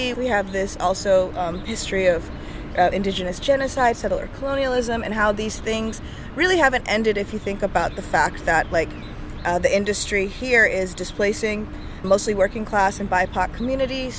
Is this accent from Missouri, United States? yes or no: no; New Orleans, Louisiana, United States; I'm a daughter of immigrants, but I was born and raised in New Orleans